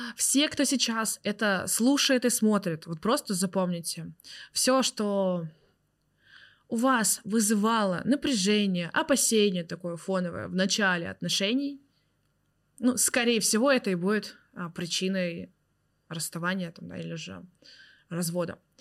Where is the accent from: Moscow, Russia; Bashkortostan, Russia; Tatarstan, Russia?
Tatarstan, Russia; Zelenodolsk; moved away; в моем родном городе. Я родилась в городе Зеленодольск, Республика Татарстан.